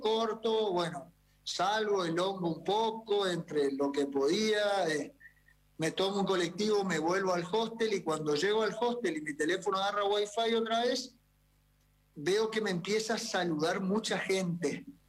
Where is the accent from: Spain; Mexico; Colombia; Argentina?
Argentina; nosotros los del interior somos gente, viste, muy perfil bajo